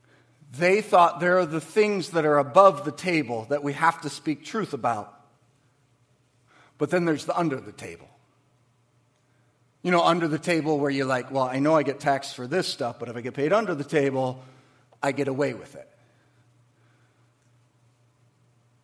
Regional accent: Waterford, Michigan, United States; I grew up in Waterford. I went to Cooley. I went to Pierce. My dad worked at Pontiac Motors.

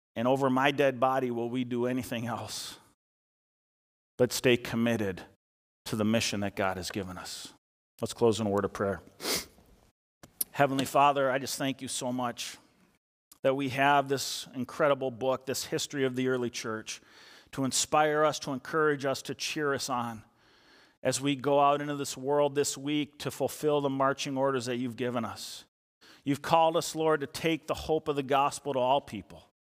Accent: Eden Prairie, Minnesota, United States; also born or lived in Chisago Lakes area, Minnesota; growing up in Eden Prairie, I played football from fourth grade through high school

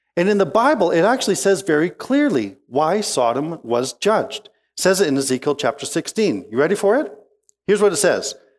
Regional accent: Peachland, British Columbia, Canada; moved away; I grew up in the Okanagan Valley of B C

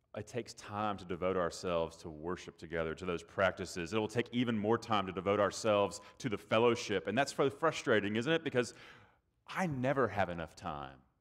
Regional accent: Texas, United States; moved away; down here in the South, I'm from Texas, so I'm not the South

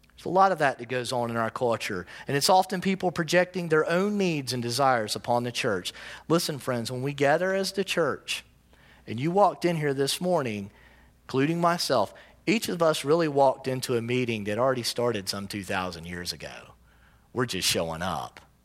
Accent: United States; I also self-identify as an American

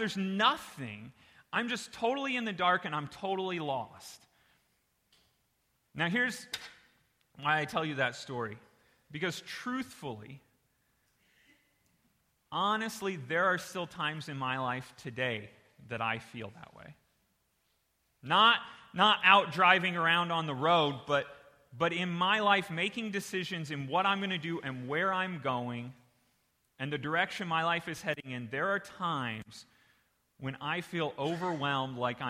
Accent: Indiana, United States; moved away; I'm originally from Indiana

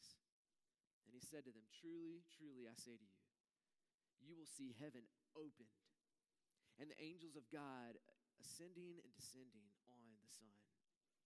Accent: North Carolina, United States; also born or lived in Raleigh; I grew up in North Carolina

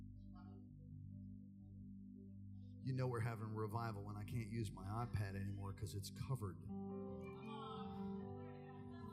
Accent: United States; I'm an American

